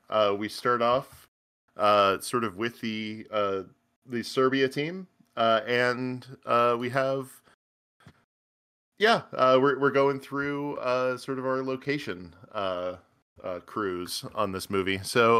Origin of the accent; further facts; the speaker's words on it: Pittsburgh, Pennsylvania, United States; I know I'm originally from Pittsburgh, Pennsylvania